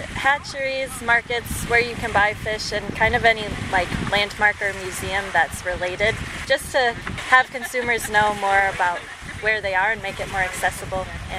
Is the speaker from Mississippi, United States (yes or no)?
no; Madison, Wisconsin, United States; also born or lived in Denver, Colorado; I'm from Madison, Wisconsin, but I go to school in Denver, Colorado.